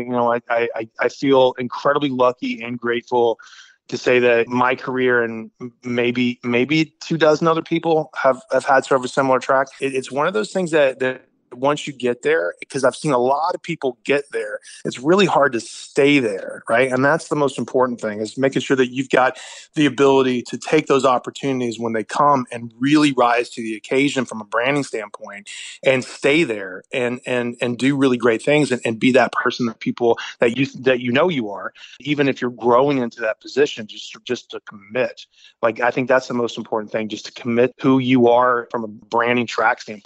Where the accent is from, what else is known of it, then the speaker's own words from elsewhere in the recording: Greenville, South Carolina, United States; moved away as an adult; also born or lived in Charleston, South Carolina / Brooklyn, New York / Manhattan, New York; now in Marin County, United States; I was born in South Carolina. And I grew up in a small town called Greenville